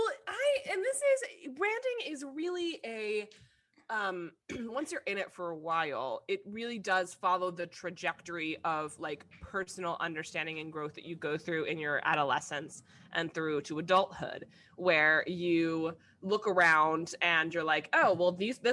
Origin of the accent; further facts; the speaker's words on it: New York, United States; I'm a New Yorker